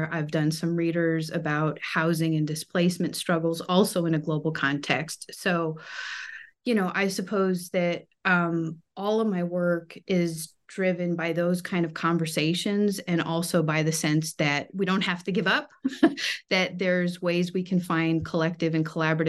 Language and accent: English; California, United States; And I suppose, you know, growing up in California, trying to understand that in the global context.